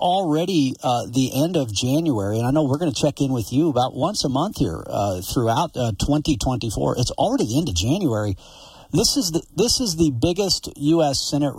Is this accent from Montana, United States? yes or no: yes; Glasgow, Montana, United States; also born or lived in Flathead Lake; I call Glasgow my hometown because I grew up living there more than anywhere else. But, man, I've lived all over the place. You know, my dad's side homesteaded near Flathead Lake, and I spent summers there with my dad and then school years with my mom.